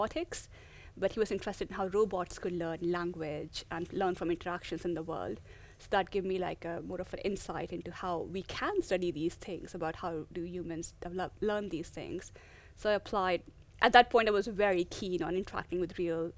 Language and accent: English; Delhi, India; moved away; I grew up in Delhi in India